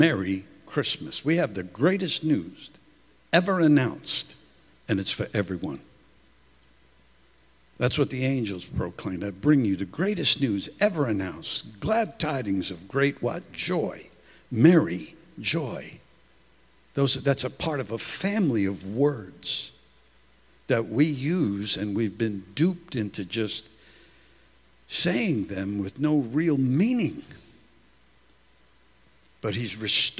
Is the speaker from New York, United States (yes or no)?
yes; New York City, New York, United States; I'm from Brooklyn